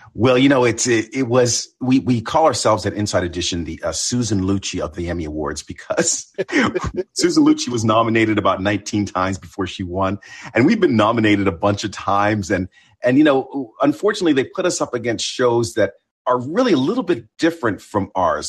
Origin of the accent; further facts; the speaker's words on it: Ontario, Canada; moved away; also born or lived in Buffalo, New York; I, I'm half Canadian. I grew up in Ontario.